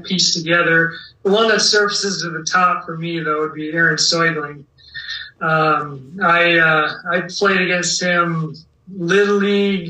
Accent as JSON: {"language": "English", "town": "Dyersville", "region": "Iowa", "country": "United States", "tie": "born or raised there", "said": "I had pride in wearing the Whitehawks uni because I was from Dyersville"}